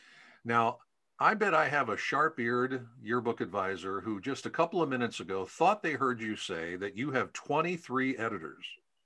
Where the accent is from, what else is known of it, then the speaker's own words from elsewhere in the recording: Pennsylvania, United States; I'm from Pennsylvania